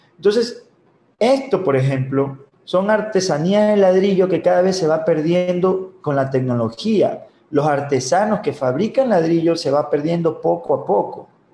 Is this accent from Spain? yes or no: no; Babahoyo, Los Ríos, Ecuador; yo soy de Babahoyo